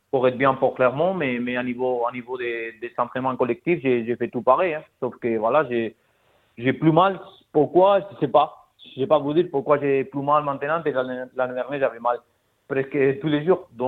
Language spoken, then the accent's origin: French; Spain; French is a second language; Bah non, mais quand on est espagnol, c'est bah